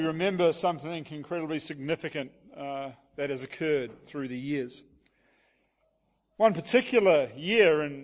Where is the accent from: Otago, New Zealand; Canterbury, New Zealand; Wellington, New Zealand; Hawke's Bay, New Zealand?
Hawke's Bay, New Zealand; Hastings; moved away as an adult; now in Auckland, New Zealand; we moved away from our hometown in Hawke's Bay, New Zealand